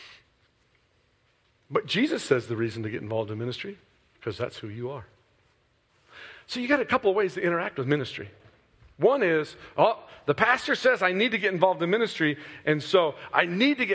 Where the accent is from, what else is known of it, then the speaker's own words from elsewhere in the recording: Midwest, United States; I'm from the Midwest